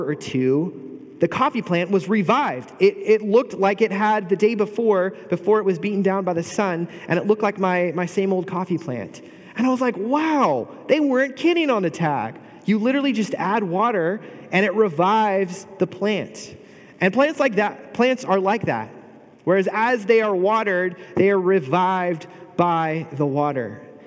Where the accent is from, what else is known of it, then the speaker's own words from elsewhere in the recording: Bay Area, California, United States; moved away as an adult; now in Pomona, United States; I grew up in the Bay Area.